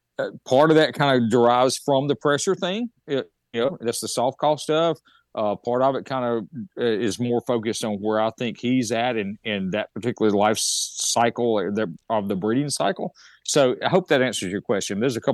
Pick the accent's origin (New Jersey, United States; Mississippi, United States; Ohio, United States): Mississippi, United States; I'm in Mississippi, where my home state is.